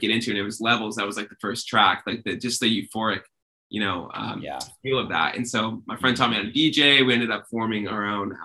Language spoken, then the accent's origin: English; Rochester, New York, United States; I'm from upstate New York in Rochester